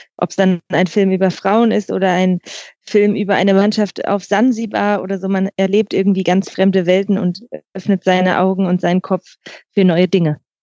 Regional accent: Bremen, Germany; ich komme aus Bremen

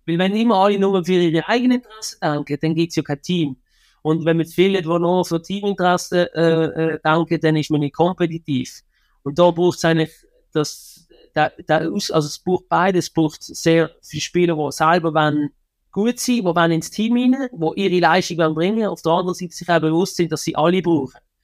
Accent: Switzerland

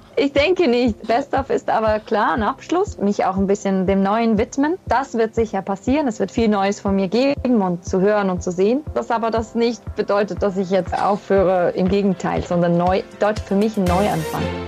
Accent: Switzerland; first language Swiss German; zu Hause verbracht habe in meiner Schweiz, in meiner Heimat

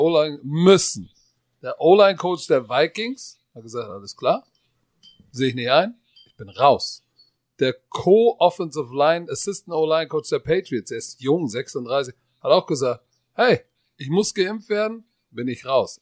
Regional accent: Germany; Bei uns in Deutschland

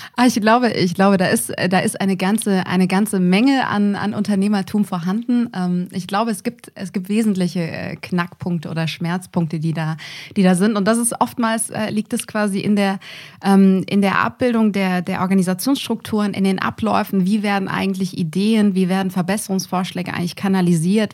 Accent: near Düsseldorf, North Rhine-Westphalia, Germany; moved away as an adult; also born or lived in Munich; ich bin eine gebürtige Rheinländerin, komme ursprünglich aus der Nähe von Düsseldorf

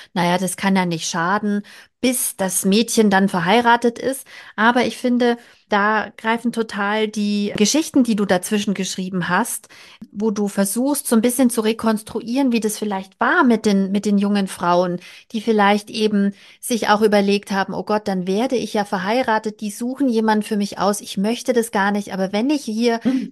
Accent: Bavaria, Germany; aus meiner Heimat, ich komme aus Bayern

